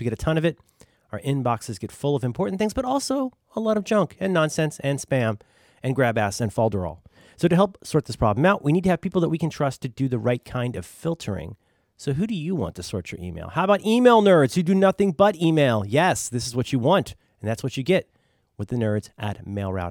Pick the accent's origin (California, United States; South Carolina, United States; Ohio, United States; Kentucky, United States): Ohio, United States; Cincinnati; I am from Cincinnati, Ohio